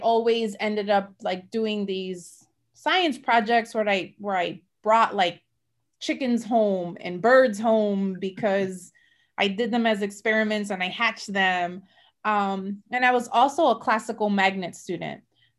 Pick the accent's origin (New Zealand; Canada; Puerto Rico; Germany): Puerto Rico; Mayagüez; So I'm from La Isla del Encanto. I'm from Puerto Rico. I was born in Mayagüez, Puerto Rico.